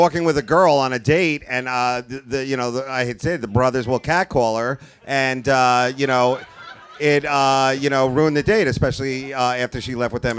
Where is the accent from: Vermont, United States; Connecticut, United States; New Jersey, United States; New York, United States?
Connecticut, United States; I'm from Connecticut.